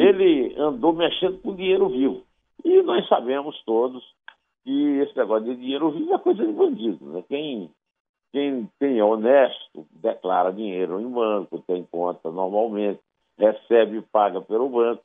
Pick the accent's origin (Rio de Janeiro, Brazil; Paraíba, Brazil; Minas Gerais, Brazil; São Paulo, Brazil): Paraíba, Brazil; Eu, como sou paraibano